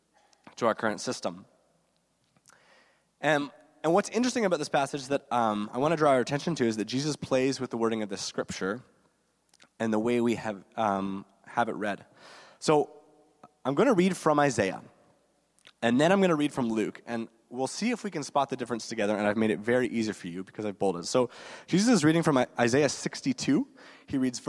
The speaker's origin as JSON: {"language": "English", "town": "Guelph", "region": "Ontario", "country": "Canada", "tie": "born or raised there", "lives_now": "Kitchener-Waterloo, Canada", "said": "I didn't grow up here in KW. I grew up in Guelph, so not too far away"}